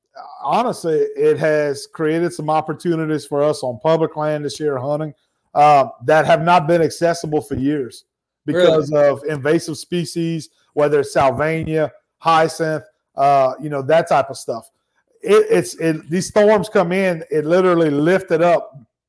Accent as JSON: {"language": "English", "town": "Ville Platte", "region": "Louisiana", "country": "United States", "tie": "born or raised there", "said": "I grew up in Evangeline Parish, not too far from there"}